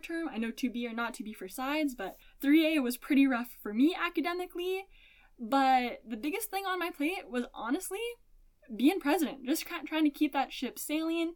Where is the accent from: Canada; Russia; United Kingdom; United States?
Canada; Spruce Grove, Alberta; moved away; not that far from my hometown and my home city of Spruce Grove, Alberta